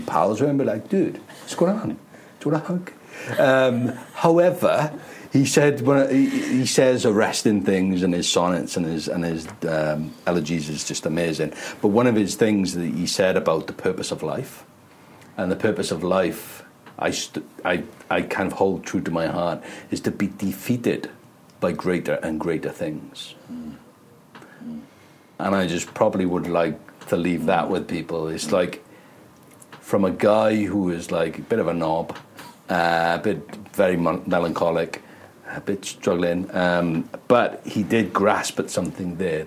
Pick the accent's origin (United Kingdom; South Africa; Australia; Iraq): United Kingdom; Wales; being Welsh